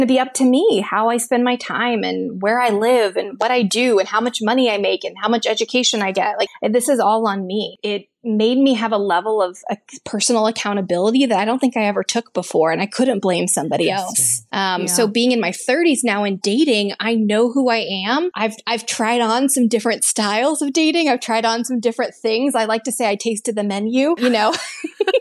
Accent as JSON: {"language": "English", "region": "Texas", "country": "United States", "tie": "born or raised there", "also_born_or_lived": "Boston / Los Angeles area", "moved": "as an adult", "lives_now": "Los Angeles, United States", "said": "growing up in Texas"}